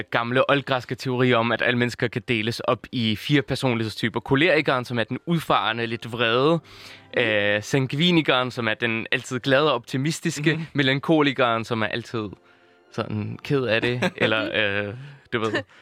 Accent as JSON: {"language": "Danish", "region": "Southern Denmark", "country": "Denmark", "said": "Jeg er fra Fyn."}